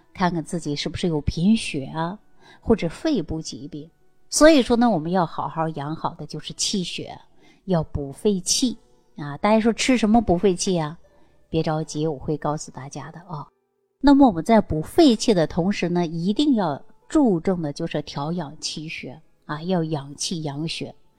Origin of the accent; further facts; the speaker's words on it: China; 我们中国人的皮肤呢，大部分呢都是有点偏黄